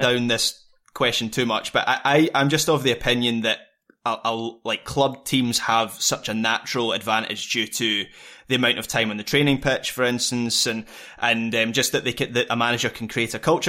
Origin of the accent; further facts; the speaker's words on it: Scotland, United Kingdom; as a Scot